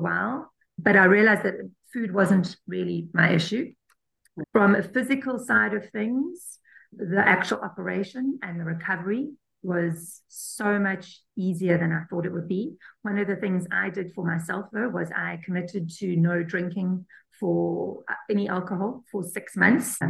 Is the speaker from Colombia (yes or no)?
no; South Africa; I'm South African